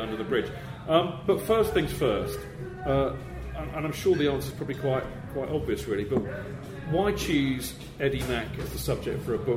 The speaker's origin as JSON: {"language": "English", "area": "Hampshire", "region": "South East England", "country": "United Kingdom", "tie": "born or raised there", "said": "I grew up in Hampshire"}